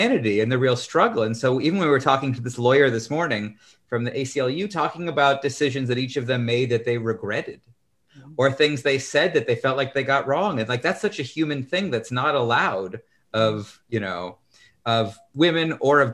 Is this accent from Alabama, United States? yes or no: no; Mesa, Arizona, United States; I grew up in Mesa Public Schools